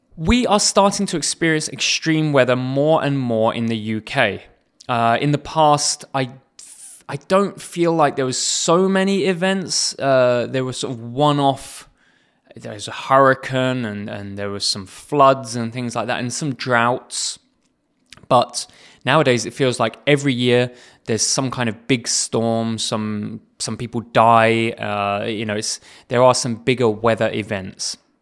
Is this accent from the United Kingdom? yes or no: yes; England, United Kingdom; I come from England